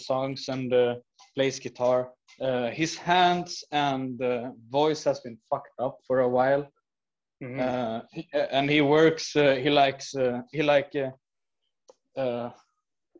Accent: Skövde, Västra Götaland, Sweden; we grew up here in Skövde

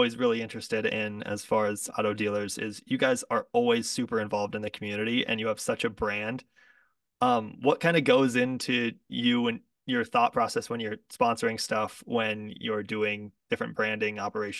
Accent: Rapid City, South Dakota, United States; growing up in Rapid City

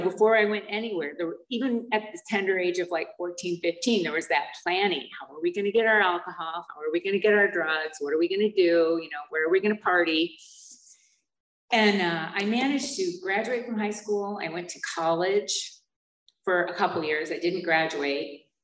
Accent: Holly, Michigan, United States; moved away; also born or lived in Flint, Michigan; where I grew up was outside of Flint in a real small town called Holly

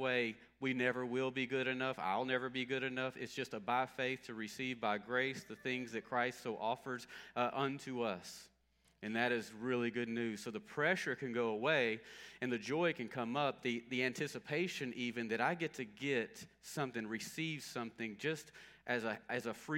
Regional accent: Longview, Texas, United States; I grew up in Longview, near Longview, and so Longview, Texas

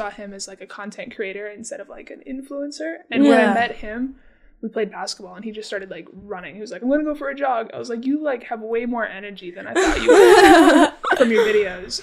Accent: Las Vegas, Nevada, United States; moved away; I grew up in Vegas

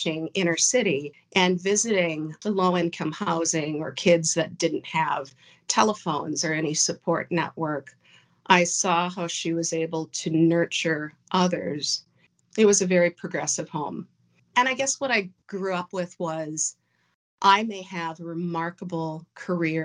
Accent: Crystal, Minnesota, United States; I grew up in Crystal, Minnesota, which is a northwestern suburb of Minneapolis

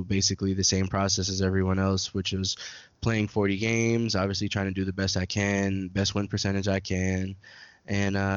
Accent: New York City, New York, United States; moved away as an adult; now in Tampa, United States; I'm originally from New York City, Brooklyn, New York. I lived there for about 18 years or so. Once I graduated high school, I moved down to Florida and been in the Tampa area ever since

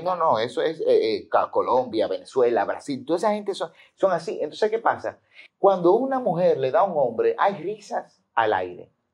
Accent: Dominican Republic; Yo me quedé, como todo dominicano

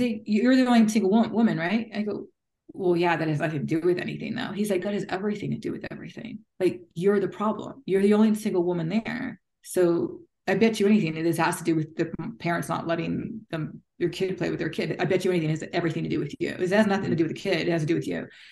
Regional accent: United States; moved away; also born or lived in United Kingdom; as an American

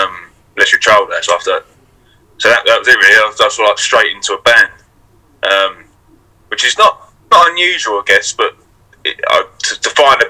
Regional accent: Rainham, London, United Kingdom; now in Hornchurch, United Kingdom; So I grew up in Raynham. So it's like a little town. So it's in between like Hornchurch and Dagenham, sort of like Barrack, that kind of way.

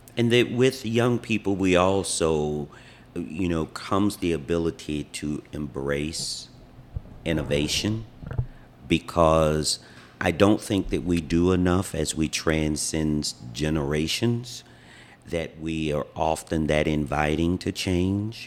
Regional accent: Wilmington, North Carolina, United States; moved away as an adult; now in Hawaii, United States; I am from Wilmington, North Carolina, where I was born and raised

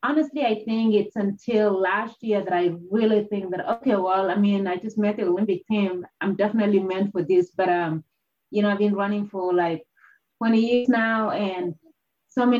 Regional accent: Kenya; moved away; growing up in Kenya, where a lot of people pursued running

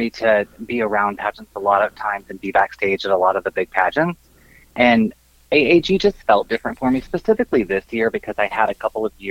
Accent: Arizona, United States; also born or lived in Missouri; raised here. Uh, but I was born in southern Missouri. When we were about six months old, moved out to very rural Arizona.

